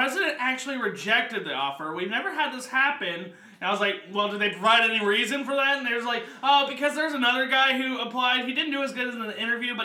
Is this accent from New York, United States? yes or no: no; Kentucky, United States; I'm from Kentucky